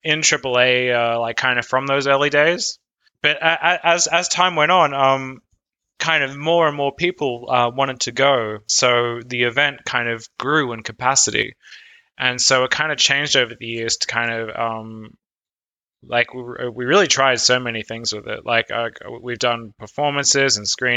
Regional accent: Australia; moved away as an adult; now in Berlin, Germany; I'm from Australia, and I moved to Berlin in 2015.

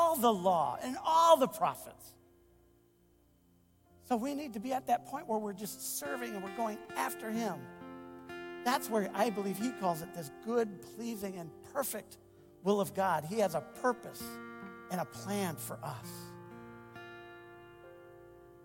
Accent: United States; I enjoy being an American

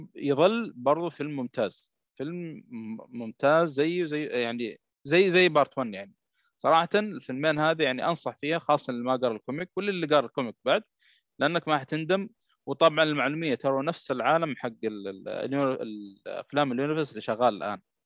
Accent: Jeddah, Makkah Province, Saudi Arabia; عندنا في جده

